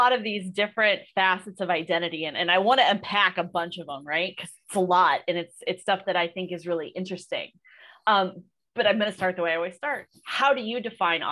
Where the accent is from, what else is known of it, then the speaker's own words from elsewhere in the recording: outside of Toledo, Ohio, United States; now in Arizona, United States; I grew up outside of Toledo in a smaller community